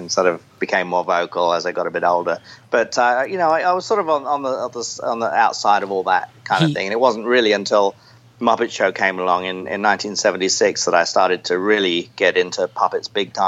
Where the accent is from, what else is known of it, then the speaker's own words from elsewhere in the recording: Enfield, London, United Kingdom; also born or lived in Chatham, Kent; I actually grew up in a town called Enfield, where they originally made the Enfield